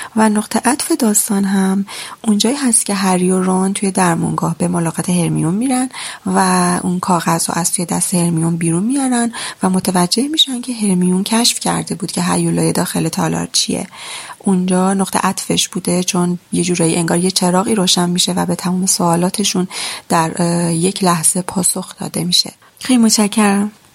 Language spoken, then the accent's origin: Persian; Gorgan, Golestan, Iran; اهل گرگانم